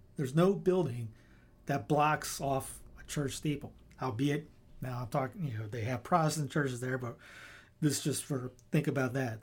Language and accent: English; Spartanburg, South Carolina, United States; where I grew up in Spartanburg